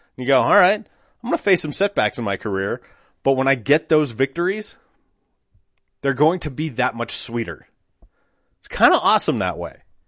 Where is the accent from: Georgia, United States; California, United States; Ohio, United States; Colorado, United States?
Colorado, United States; Applewood; I grew up in Applewood, so not far from, like, twentieth and Youngfield or thirty-second and Youngfield.